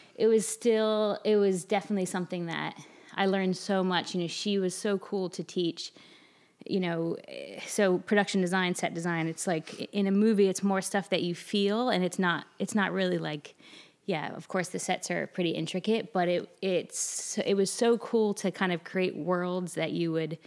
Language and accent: English; Delaware, United States; moved away as an adult; also born or lived in New York; now in Charleston, United States; I'm from Delaware originally